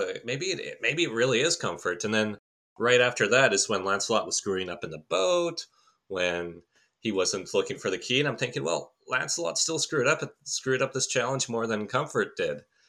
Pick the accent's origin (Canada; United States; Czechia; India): Canada; I am a Canadian